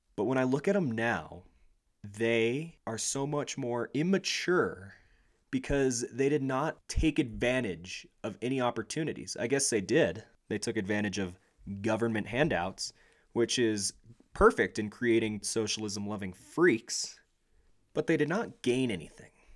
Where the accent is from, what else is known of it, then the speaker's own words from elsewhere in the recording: United States; We as a nation